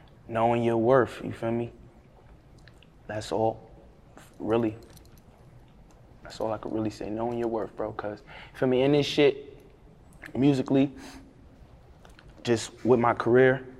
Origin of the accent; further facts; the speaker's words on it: New York City, New York, United States; I love the X, man. That's where I'm originally from